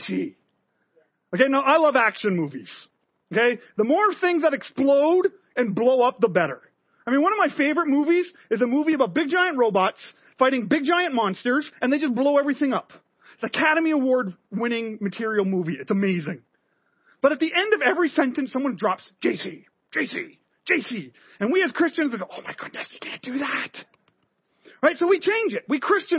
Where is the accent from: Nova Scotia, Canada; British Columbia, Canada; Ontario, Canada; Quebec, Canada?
Quebec, Canada; Montreal; moved away; I grew up in Montreal. My family is French Canadian